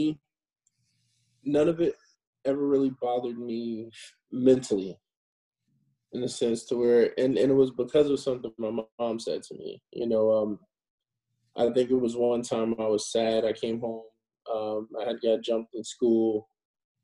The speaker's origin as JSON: {"language": "English", "town": "New York City", "region": "New York", "country": "United States", "tie": "born or raised there", "also_born_or_lived": "Los Angeles", "moved": "yes", "said": "growing up in the Bronx, New York, I was always interested in film and television"}